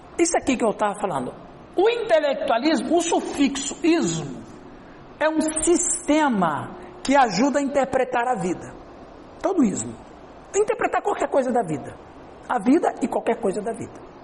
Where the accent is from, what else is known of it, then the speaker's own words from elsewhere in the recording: Brazil; Pra nós do Brasil, que nós somos do Ocidente